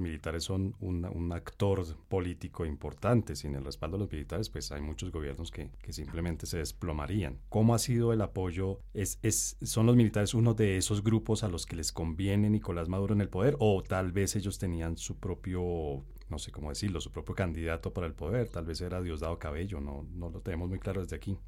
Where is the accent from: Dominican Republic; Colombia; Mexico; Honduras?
Colombia; uno como colombiano